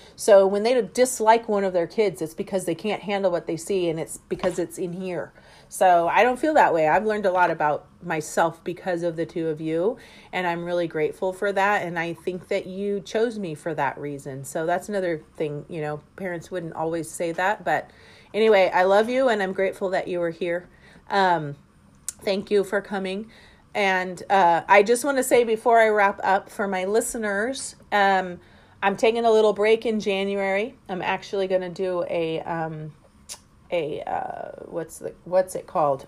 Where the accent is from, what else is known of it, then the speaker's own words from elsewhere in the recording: Las Vegas, Nevada, United States; growing up in Las Vegas